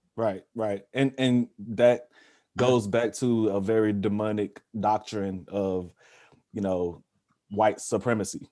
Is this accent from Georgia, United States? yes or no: yes; Georgia, United States; growing up in the South, growing up in Georgia